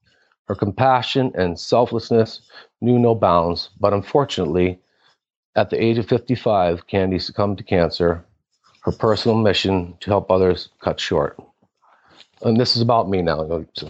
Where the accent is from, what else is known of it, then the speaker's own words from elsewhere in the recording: Manhattan, New York, United States; born there; also born or lived in Florida; Well, I traveled a little bit in my younger years. I was actually born in Manhattan, New York. And my mother and father ended up moving to Florida until I was about three.